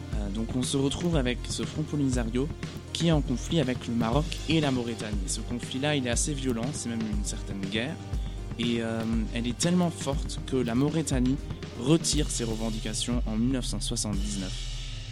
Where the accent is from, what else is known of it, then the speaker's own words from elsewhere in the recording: Germany; en tant qu'Européen, en tant qu'Allemand